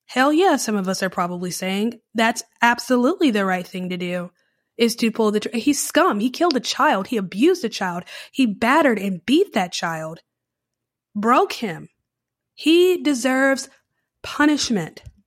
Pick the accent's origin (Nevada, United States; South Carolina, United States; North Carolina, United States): North Carolina, United States; Charlotte; now in New Orleans, United States; I grew up in Charlotte, which is very modern, very sleek, and changes with the time